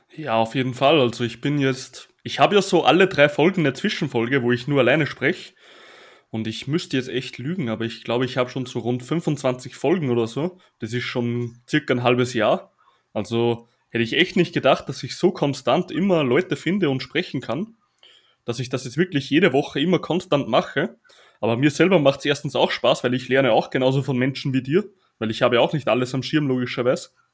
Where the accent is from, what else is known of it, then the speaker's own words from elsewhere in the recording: Austria; accent: Austrian dialect; Und da habe ich auch noch Mundart gesprochen, also richtig Dialekt, weil ich bin ja aus Österreich.